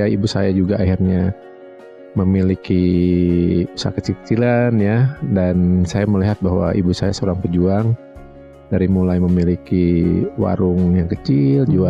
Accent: Bandung, West Java, Indonesia; Saya lahir di Bandung

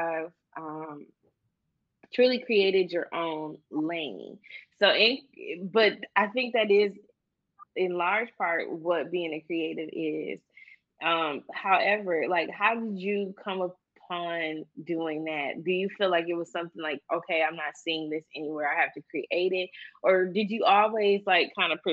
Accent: Saginaw, Michigan, United States; moved away as an adult; also born or lived in Detroit, Michigan; now in Los Angeles, United States; I'm from Saginaw

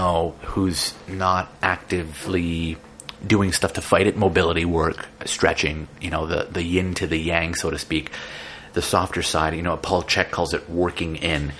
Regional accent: Toronto, Ontario, Canada; I grew up in Jane and Finch. I grew up in the ghetto.

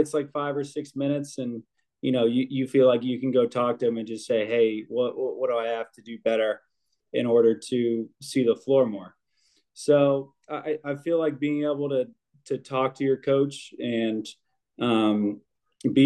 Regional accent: Carmel, Indiana, United States; I came from Carmel High School

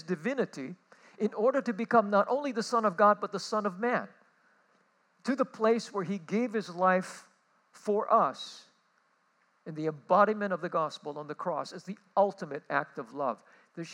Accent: Honolulu, Hawaii, United States; I come from Kalihi.

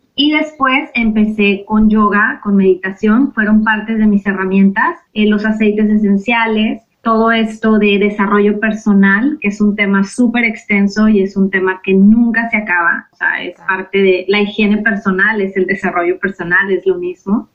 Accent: Mexico; now in United States; vivo en Estados Unidos, soy mexicana

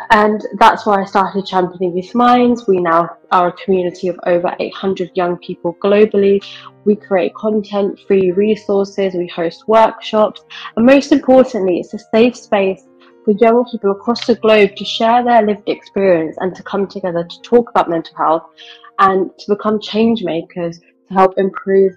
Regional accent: United Kingdom; I'm Indian, but I live in the UK and I was born and brought up here.

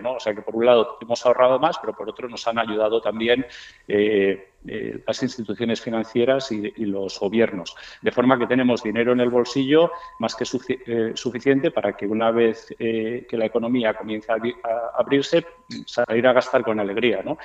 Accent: Spain; moved away; also born or lived in Miami, United States; yo soy español, pero también soy norteamericano

